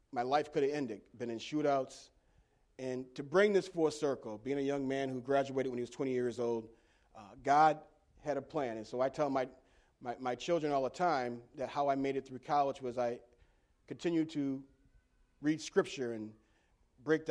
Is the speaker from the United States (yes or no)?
yes; Elmira, New York, United States; I was born and raised in Elmira, New York